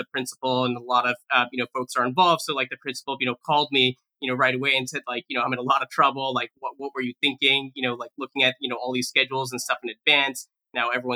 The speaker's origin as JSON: {"language": "English", "area": "Bay Area", "region": "California", "country": "United States", "tie": "born or raised there", "said": "I'm really grateful to have grown up in the Bay Area"}